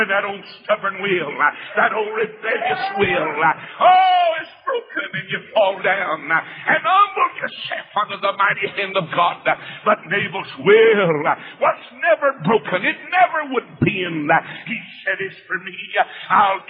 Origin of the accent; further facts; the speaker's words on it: North Carolina, United States; moved away as an adult; now in Atlanta, United States; I was born in North Carolina. I'm a Tar Heel.